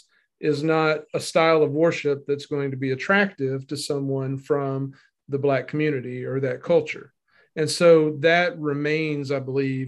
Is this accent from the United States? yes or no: yes; Northeast Arkansas, United States; now in Memphis, United States; I grew up in Northeast Arkansas